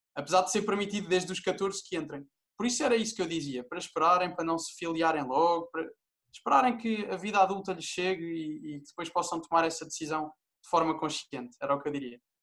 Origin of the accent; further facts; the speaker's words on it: Portugal; eu sou português